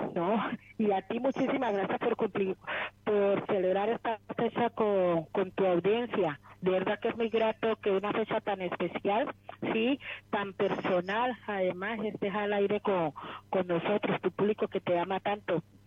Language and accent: Spanish; Buenaventura, Valle del Cauca, Colombia; De Buenaventura, Colombia.